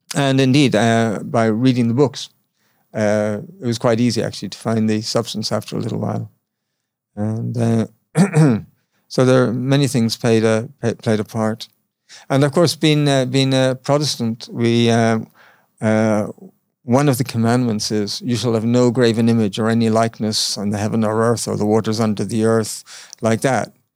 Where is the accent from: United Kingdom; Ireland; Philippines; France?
Ireland; moved away as an adult; I'm just from Ireland